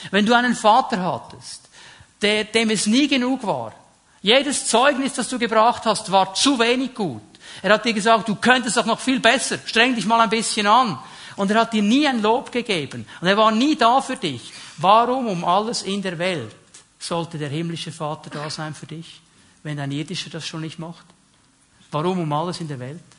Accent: Switzerland; Also ich fühle mich auch nicht jeden Tag als Schweizer. Bin trotzdem einer, oder? Okay, ein halber, ein halber Italiener auch noch.

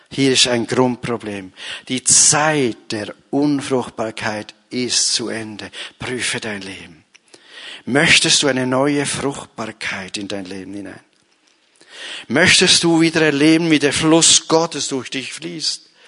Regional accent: Bern, Switzerland; Ich schaffe es nie, ich bin ein Berner.

